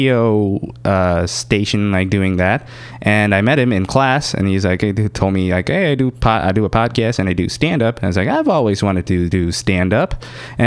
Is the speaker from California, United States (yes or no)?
yes; Newark, California, United States; I grew up in Newark near Fremont.